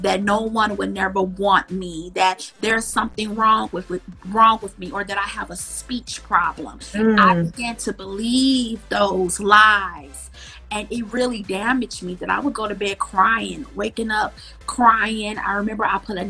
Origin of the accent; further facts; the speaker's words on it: Milwaukee, Wisconsin, United States; I grew up in Milwaukee, Wisconsin.